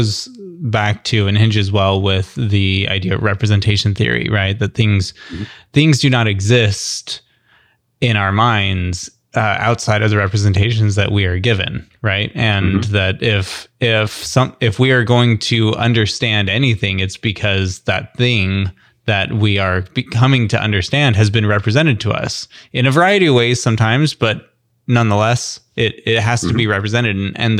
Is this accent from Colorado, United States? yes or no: no; New Mexico, United States; I grew up in New Mexico, and New Mexico typically doesn't have a whole lot of representation in the larger national U.S. media.